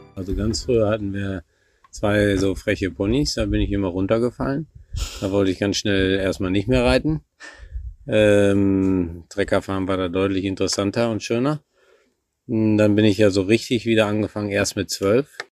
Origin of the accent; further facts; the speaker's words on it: Warendorf, North Rhine-Westphalia, Germany; gebürtiger Warendorfer